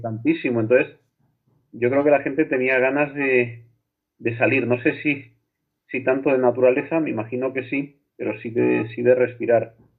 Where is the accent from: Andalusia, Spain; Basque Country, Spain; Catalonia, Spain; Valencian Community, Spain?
Andalusia, Spain; Torredonjimeno; mi pueblo, Torredón Jimeno Jaén